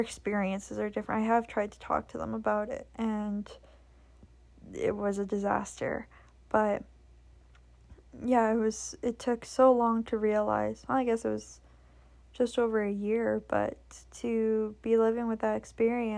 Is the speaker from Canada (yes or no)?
yes; Canada; I'm from Canada